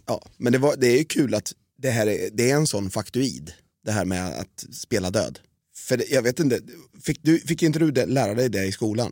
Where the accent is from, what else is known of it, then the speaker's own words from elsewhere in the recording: Norrköping, Östergötland, Sweden; jag satt hemma i Norrköping